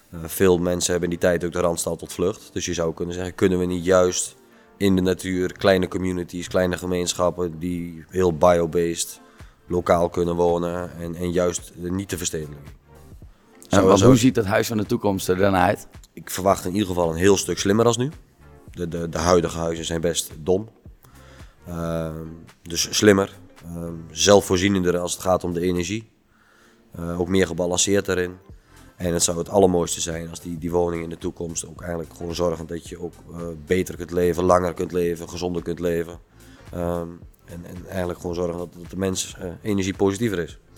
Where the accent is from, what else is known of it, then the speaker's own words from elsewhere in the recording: Netherlands; We, zijn als Nederlanders heel erg gewend om met de rug naar het water te staan, het water buiten te houden.